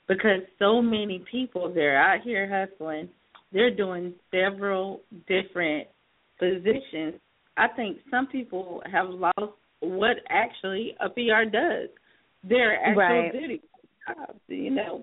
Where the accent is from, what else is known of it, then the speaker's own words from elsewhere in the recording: South Carolina, United States; moved away; I'm originally from South Carolina